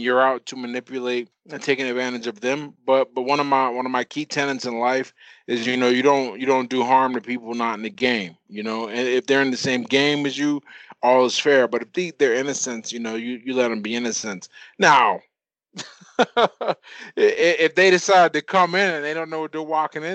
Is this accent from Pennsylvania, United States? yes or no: yes; Pittsburgh, Pennsylvania, United States; I'm from Pittsburgh, Pennsylvania, and that pretty much sums me up